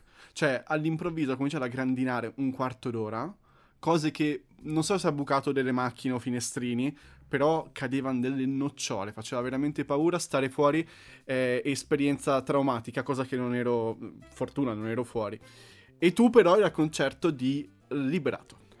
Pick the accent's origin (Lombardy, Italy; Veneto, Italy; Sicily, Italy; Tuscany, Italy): Lombardy, Italy; Monza; Io sono di Monza